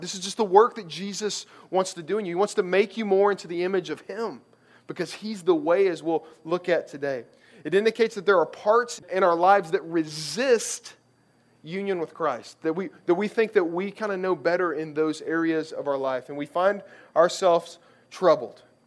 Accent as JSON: {"language": "English", "region": "Kentucky", "country": "United States", "tie": "born or raised there", "said": "I grew up in Kentucky"}